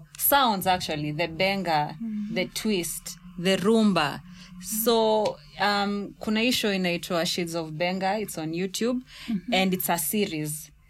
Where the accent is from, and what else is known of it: Kenya